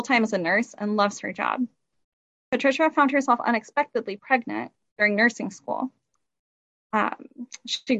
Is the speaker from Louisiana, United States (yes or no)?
no; Kendallville, Indiana, United States; I am a Noble County native, born and raised in Kendallville